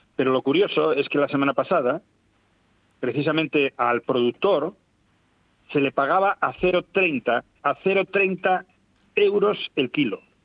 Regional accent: Asturias, Spain

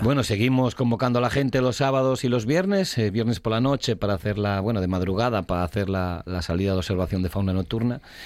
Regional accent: Asturias, Spain; estamos en Asturias

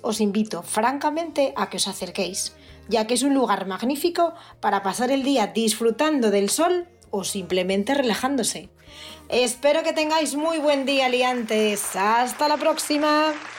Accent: Asturias, Spain; los que somos de Asturias

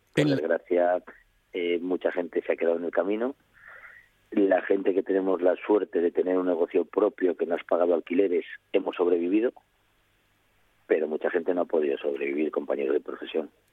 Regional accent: Jiménez de Jamuz, Castile and León, Spain; Yo no soy cazurro, soy astur cazurro

